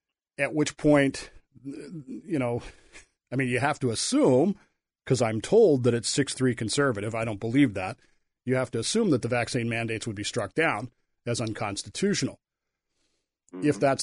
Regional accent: Colorado, United States; also born or lived in Wyoming / Utah; I grew up in Colorado, Wyoming, Utah, so for me it's not that big of a deal.

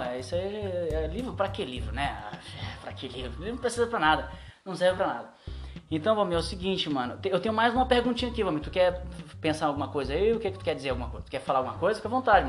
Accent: Maranhão, Brazil; now in São Paulo, Brazil; Eu sou maranhense

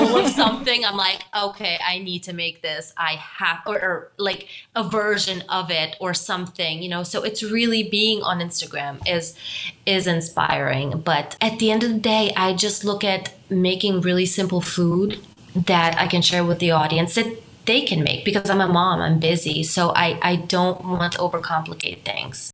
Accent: Romania; moved away; also born or lived in Germany; my background is I'm Romanian. I'm from Romania. I also spent some time in Germany

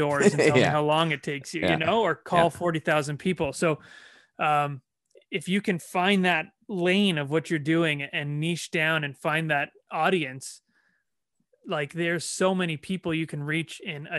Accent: Toronto, Ontario, Canada; that was kind of my way to say, hey, I'm from Toronto.

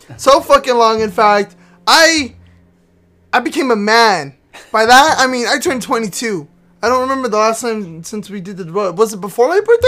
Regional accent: Texas, United States; we're both from Texas.

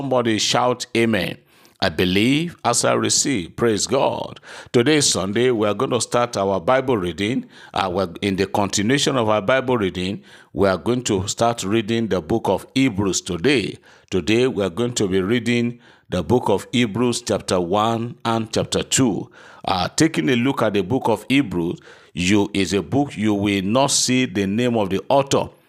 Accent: Erinle, Nigeria; I am so passing person from Erinle in Oshun State. I think Erinle is in Kwara State, not in Oshun. I'm from Erinle.

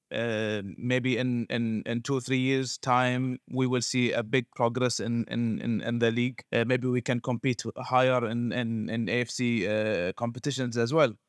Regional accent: Bahrain; also born or lived in Chicago, United States; I'm from Bahrain.

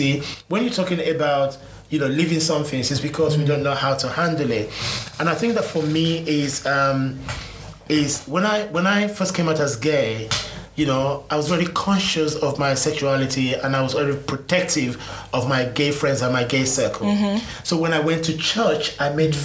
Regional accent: Nigeria; now in United Kingdom; I'm truly Nigerian

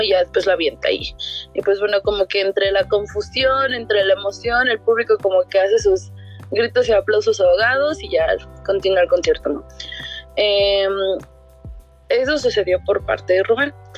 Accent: Mexico; todo lo que nos llena como mexicanos

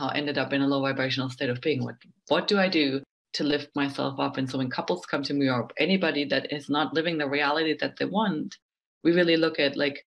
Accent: Germany; I'm from Germany

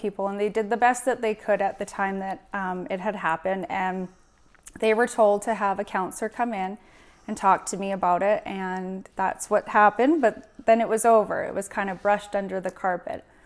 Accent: Prince George, British Columbia, Canada; born and raised in Prince George, I grew up here my whole life.

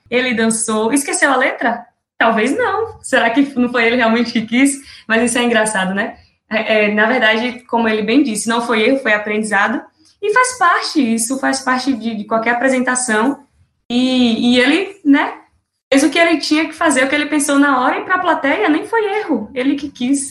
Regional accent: Serrinha, Bahia, Brazil; eu sou daqui de Serrinha, como Vitória bem disse, bem pertinho de Feira de Santana

